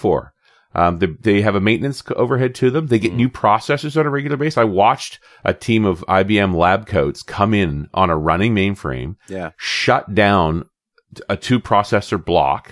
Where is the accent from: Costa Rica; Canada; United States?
Canada; being Canadian and working with Microsoft Canada versus Redmond